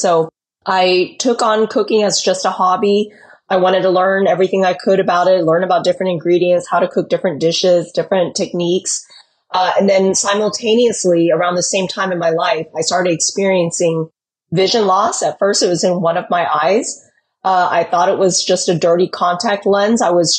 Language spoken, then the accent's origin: English; Texas, United States; also born or lived in California; I was born in California, but mostly grew up in Texas, I would say. So I consider myself a Texas gal at heart.